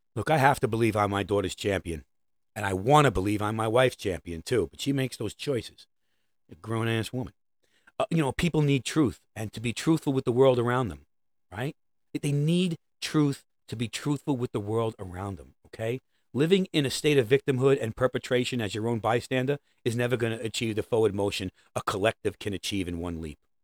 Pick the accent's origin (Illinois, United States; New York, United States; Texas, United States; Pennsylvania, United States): New York, United States; New York City; I'm a New Yorker.